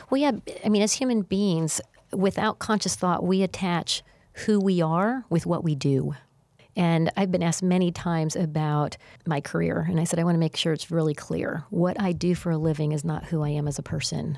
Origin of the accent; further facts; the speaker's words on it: Missouri, United States; I'm from Missouri and the show me state